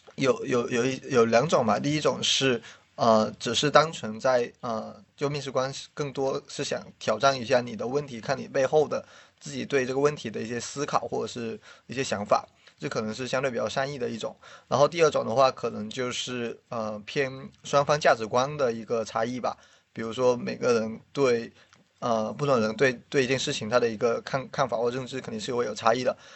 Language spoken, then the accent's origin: Chinese; Guangdong, China; moved away as an adult; also born or lived in Shanghai; now in Beijing, China; 我是广东人，然后其实很多广东人都不，不喜欢离开广东